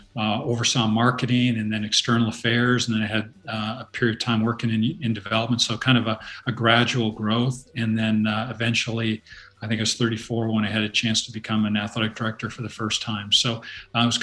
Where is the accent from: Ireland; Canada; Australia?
Canada; moved away as an adult; now in United States; I grew up in Canada